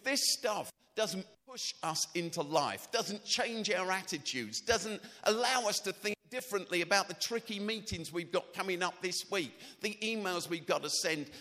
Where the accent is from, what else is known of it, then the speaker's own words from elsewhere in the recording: London, United Kingdom; When I was a kid, I grew up in South Norwood, South Norwood, Croydon.